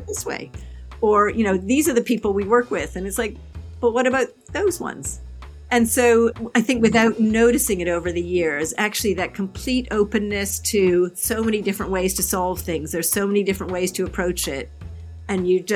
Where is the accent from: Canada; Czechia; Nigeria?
Canada; moved away as an adult; now in United Kingdom; I'm originally Canadian. I've lived in the UK now for nearly 30 years